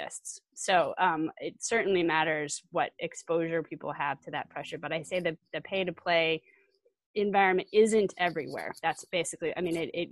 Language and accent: English; Colorado, United States; now in Wisconsin, United States; I'm from Colorado originally, but we live in Wisconsin